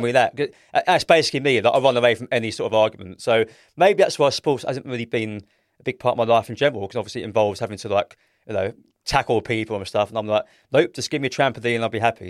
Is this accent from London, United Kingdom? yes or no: yes; London, United Kingdom; I'm thirty-five years old. I'm from South East London